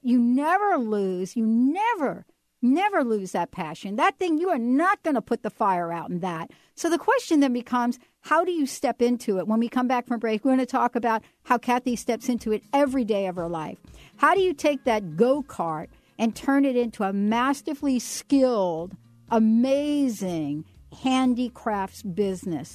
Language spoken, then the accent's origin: English; New York, United States; I grew up in the Bronx